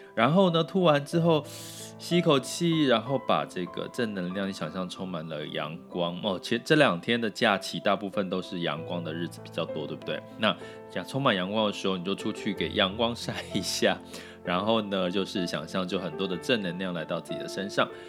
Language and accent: Chinese; Taiwan; accent: Taiwanese Mandarin; 有点台湾国语